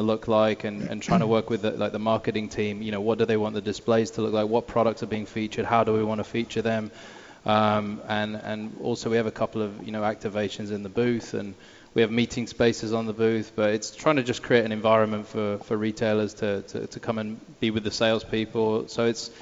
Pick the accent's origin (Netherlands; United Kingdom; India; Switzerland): United Kingdom; Radlett, East of England; moved away as an adult; now in United States; 20 minutes outside. It's a city called Radlett. It's a little village, and it's a county called Hertfordshire